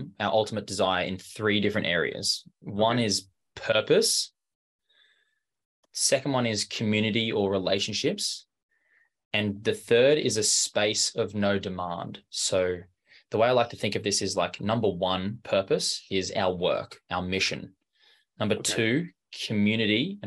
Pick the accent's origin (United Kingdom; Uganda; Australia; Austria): Australia; Brisbane, Queensland; I grew up in Brisbane, in Australia